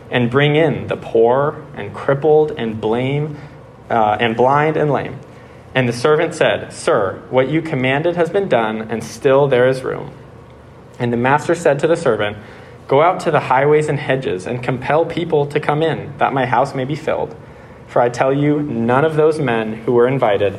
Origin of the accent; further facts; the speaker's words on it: Bay Area, California, United States; I'm from the Bay Area, California